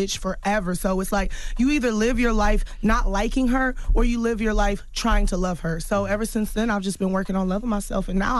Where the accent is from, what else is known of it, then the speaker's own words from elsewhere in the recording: Houston, Texas, United States; Growing up in Houston, I was teased a lot in middle school for being nerdy or playing the flute.